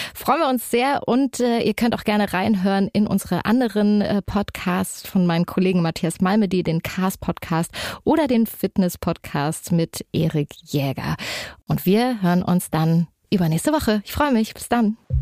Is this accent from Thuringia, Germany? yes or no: yes; Erfurt, Thuringia, Germany; wir kommen beide aus Erfurt